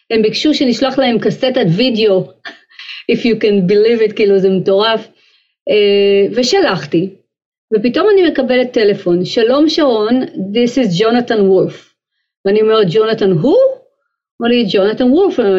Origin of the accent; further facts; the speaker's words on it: Haifa, Haifa District, Israel; אני באה ממשפחה מאוד מוזיקלית, הסבא והסבתא שלי מצד אמי ניגנו גיטרה ומנדולינה, היו עושים לנו קונצרטים כאלה כשהיינו ילדים בחיפה